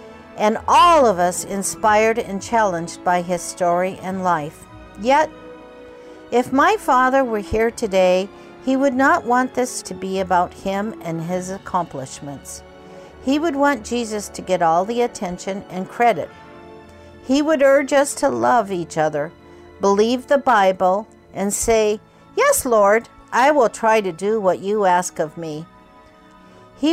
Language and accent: English; Kobe, Hyogo, Japan; born or raised there